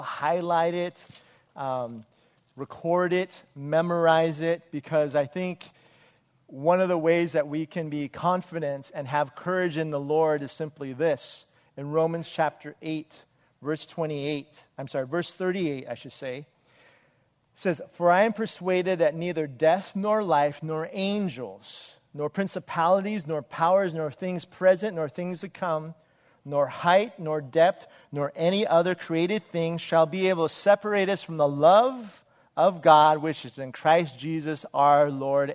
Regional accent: Wilmington, United States; in third grade, I went to Broad Avenue, uh, which is in the city of Wilmington

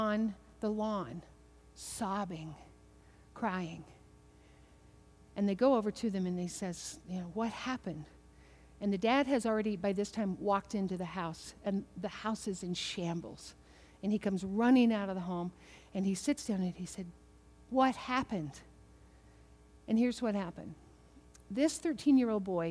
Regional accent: Kentucky, United States; I'm from Kentucky

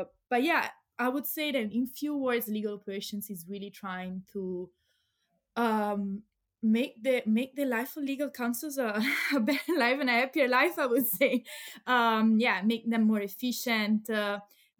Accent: Pisa, Tuscany, Italy; moved away as an adult; also born or lived in Leiden, Netherlands; now in Amsterdam, Netherlands; I'm Italian from Pisa, but so from Tuscany.

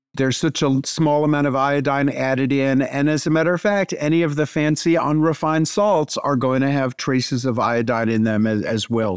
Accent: New York City, New York, United States; moved away as an adult; now in Tennessee, United States; as a kid growing up in New York City

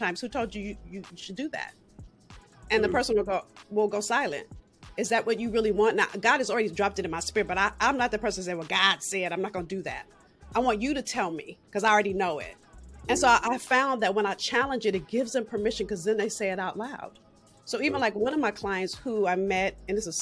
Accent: Los Angeles, California, United States; I'm from South Central

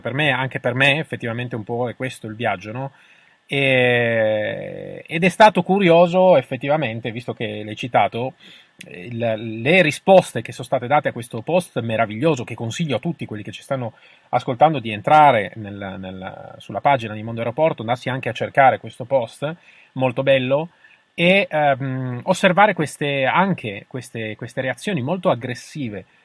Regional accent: Turin, Piedmont, Italy; siamo di Torino tutte e due

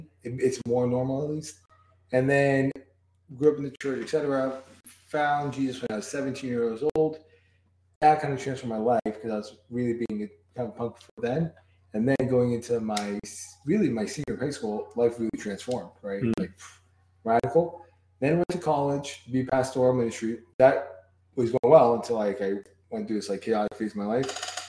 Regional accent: Brooklyn, New York, United States

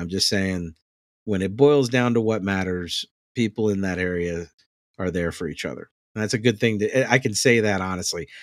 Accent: New Orleans, Louisiana, United States; I'm from New Orleans

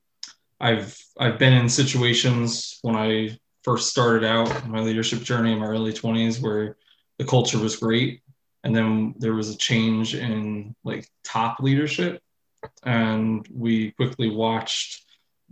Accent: New York, United States; I'm from New York. I live about an hour from Manhattan

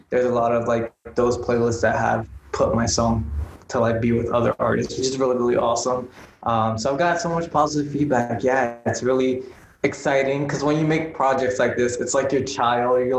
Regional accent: East Coast, United States; now in Los Angeles, United States; like I'm from the East Coast, cars aren't like essential

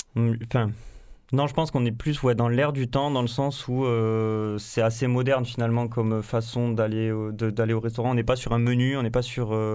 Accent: Carcassonne, Occitania, France; moved away; also born or lived in Montpellier / New Zealand / La Grande-Motte; je viens de Carcassonne

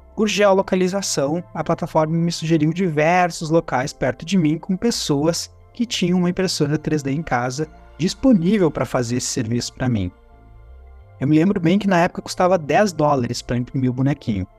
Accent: Gaúcho, Rio Grande do Sul, Brazil; como bom gaúcho, a gente fazia churrasco

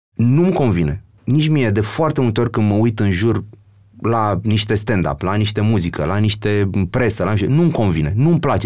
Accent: Romania; noi ca român

